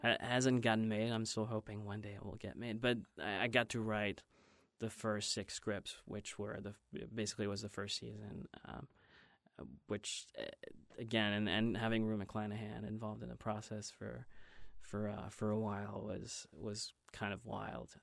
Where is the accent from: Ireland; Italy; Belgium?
Belgium; moved away as an adult; also born or lived in Ohio; now in Los Angeles, United States; I grew up in Belgium and until, um, college